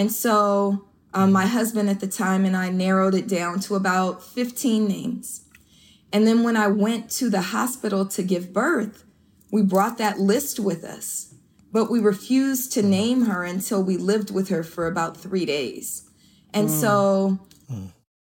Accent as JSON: {"language": "English", "town": "Oakland", "region": "California", "country": "United States", "tie": "born or raised there", "also_born_or_lived": "Berkeley, California", "said": "I grew up in East Oakland"}